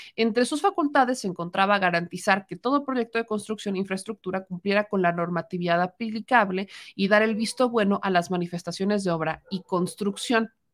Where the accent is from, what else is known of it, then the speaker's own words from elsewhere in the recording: Puebla, Mexico; los que somos de Puebla